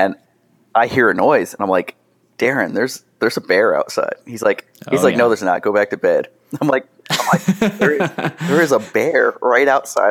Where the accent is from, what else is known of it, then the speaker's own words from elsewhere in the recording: New York, United States; I'm from New York